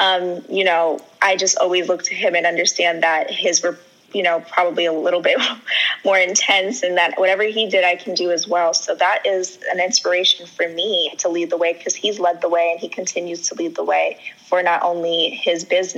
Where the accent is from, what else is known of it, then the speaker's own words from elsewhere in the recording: Trinidad & Tobago; A lot of people know this, but I'm Trinidadian and my parents are from Trinidad and Tobago.